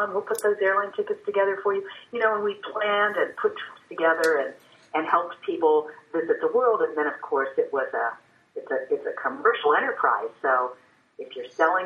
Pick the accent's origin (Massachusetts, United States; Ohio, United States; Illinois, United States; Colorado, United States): Ohio, United States; New Concord; moved away as an adult; also born or lived in Washington, D.C.; now in Marietta, United States; I grew up in New Concord, Ohio, the home of John Glenn